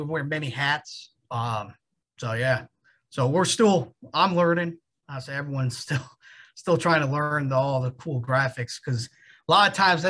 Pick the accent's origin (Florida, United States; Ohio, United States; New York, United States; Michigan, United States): Michigan, United States; Flint; moved away as an adult; also born or lived in Midland, Michigan / Pennsylvania; I'm born and raised in Flint, Michigan, went to Northwood University, Division II in Midland, Michigan